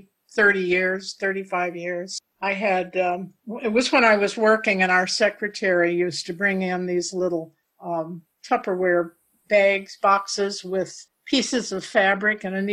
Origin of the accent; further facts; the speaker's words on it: Paducah, Kentucky, United States; I was born in Paducah, Kentucky, before it became the quilt capital of the nation. My grandfather used to take me to the fish market